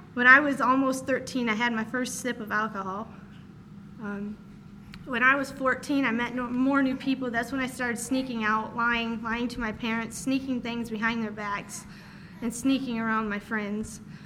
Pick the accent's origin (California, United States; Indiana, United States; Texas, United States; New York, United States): Indiana, United States; Columbia City; I was born in Columbia City, Indiana, on June 4, 2002